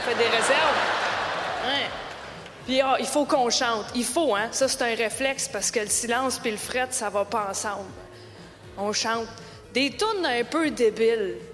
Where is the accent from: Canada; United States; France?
Canada; J'ai dit bonsoir, je viens du Canada.